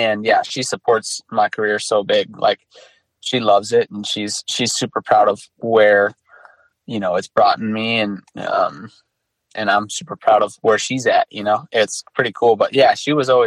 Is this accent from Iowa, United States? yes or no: yes; Iowa, United States; I grew up in Iowa